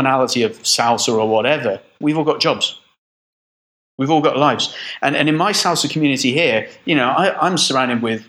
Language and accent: English; Midlands, England, United Kingdom; also born or lived in Brixham, Devon; now in United Arab Emirates; Moved when I was 8 years old to the Midlands, and I lived in the Midlands